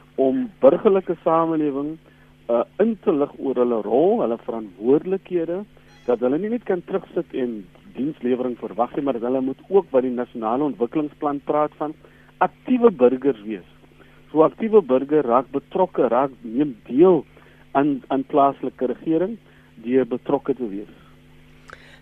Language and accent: Afrikaans; South Africa; as Suid-Afrikaners